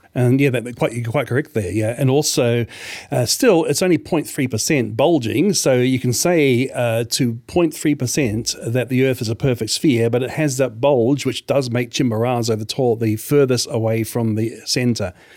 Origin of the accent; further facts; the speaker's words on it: New Zealand; moved away as an adult; also born or lived in Australia; New Zealand, where I grew up, where I lived, uh, for th-, twenty-five years